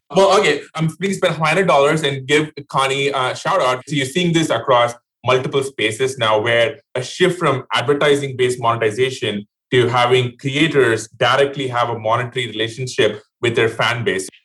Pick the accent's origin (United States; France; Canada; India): India; moved away; I grew up in India